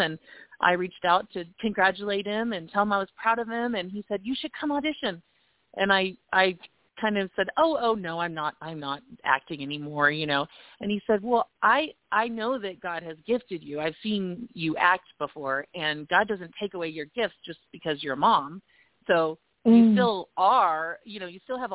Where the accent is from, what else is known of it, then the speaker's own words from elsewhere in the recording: Tulsa, Oklahoma, United States; moved away as an adult; also born or lived in Los Angeles, California; now in Colorado Springs, United States; I grew up in Oklahoma